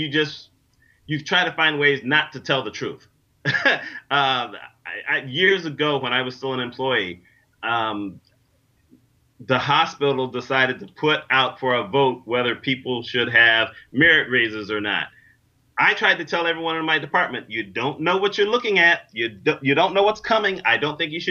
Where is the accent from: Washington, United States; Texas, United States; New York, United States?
New York, United States; I'm from New York